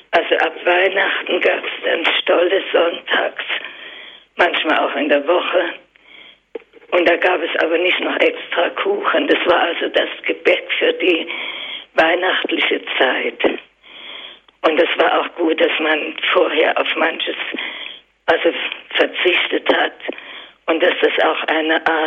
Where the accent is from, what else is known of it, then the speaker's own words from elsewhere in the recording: Saxony, Germany; now in Darmstadt, Germany; ich bin an sich in Sachsen geboren